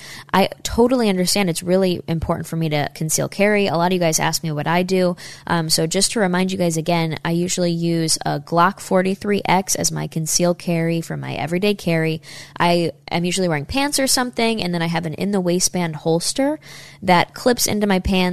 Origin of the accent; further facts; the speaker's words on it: Saratoga Springs, New York, United States; my hometown in Saratoga, New York